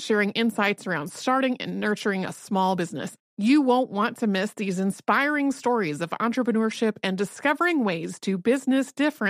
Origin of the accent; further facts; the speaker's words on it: North Carolina, United States; When I was a kid, growing up in North Carolina